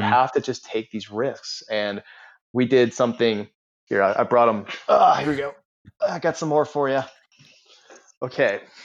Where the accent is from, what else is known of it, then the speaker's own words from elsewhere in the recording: Charleston, United States; I'm from the Charleston area